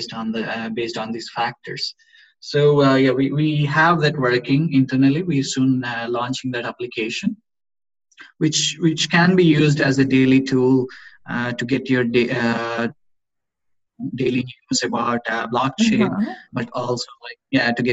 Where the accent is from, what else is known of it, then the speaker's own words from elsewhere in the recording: India; now in Gothenburg, Sweden; We are both from India